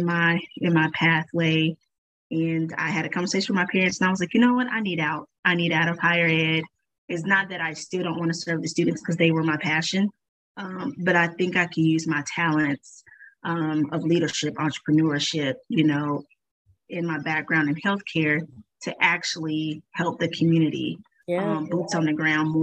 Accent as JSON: {"language": "English", "town": "Tulsa", "region": "Oklahoma", "country": "United States", "tie": "born or raised there", "said": "I'm from Tulsa, Oklahoma, born and raised."}